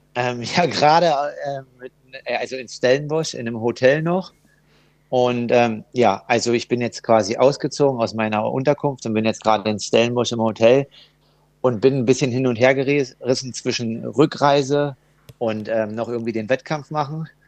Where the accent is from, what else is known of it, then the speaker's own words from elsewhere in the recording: Germany; als Deutscher